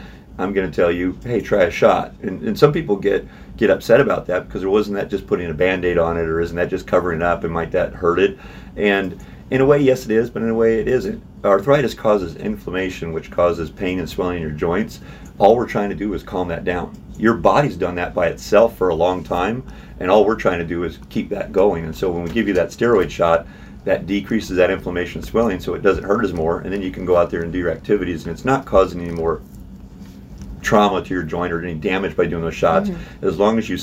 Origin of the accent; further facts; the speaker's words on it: Missouri, United States; also born or lived in St. Louis / Kansas City / Kirksville; I'm a Missouri boy. I grew up in Missouri my whole life.